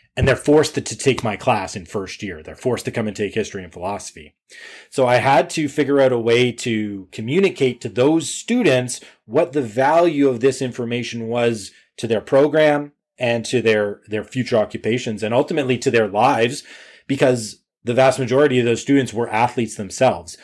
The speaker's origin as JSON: {"language": "English", "country": "Canada", "said": "I'm Canadian"}